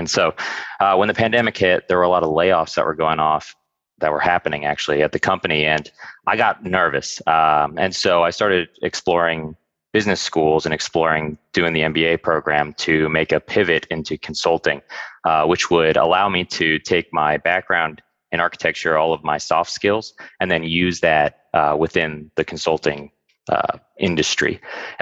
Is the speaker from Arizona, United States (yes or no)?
yes; Arizona, United States; moved away as an adult; also born or lived in Syracuse, New York; now in Washington, DC, United States; I'm originally from Arizona, and I came to the DC area for undergrad